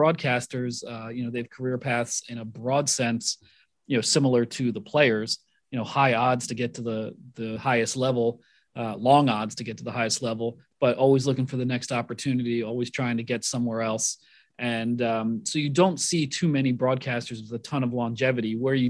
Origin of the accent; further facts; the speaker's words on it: Oregon, United States; Who would have thought a guy growing up in Eastern Oregon would one day be the longtime voice of the Chattanooga Lookouts?